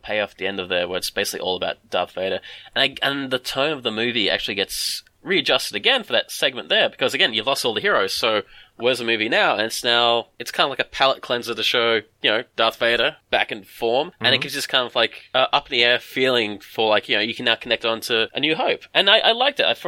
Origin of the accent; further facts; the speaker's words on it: Melbourne, Victoria, Australia; we're both from Melbourne. And strangely enough, I grew up near Heidelberg